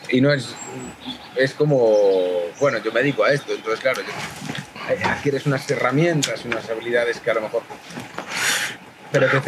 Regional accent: Galicia, Spain; accent: Galician; Yo empecé yo trabajo más porque tengo acento gallego

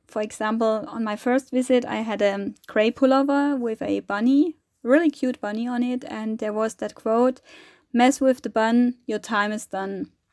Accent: Germany; I'm coming from Germany, from Europe

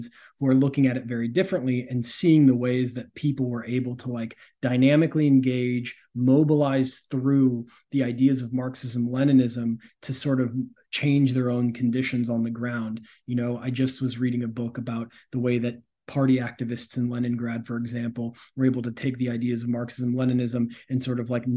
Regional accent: the Bay Area, California, United States; I'm from the Bay Area

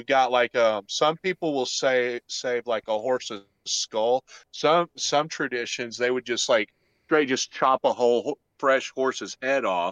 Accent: Arkansas, United States; accent: Arkansas; my Arkansas accent

